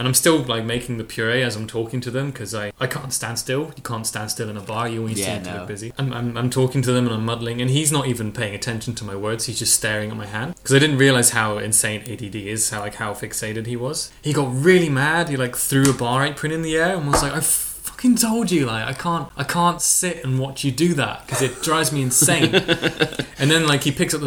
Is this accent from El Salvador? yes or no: no; England, United Kingdom; moved away; I'm English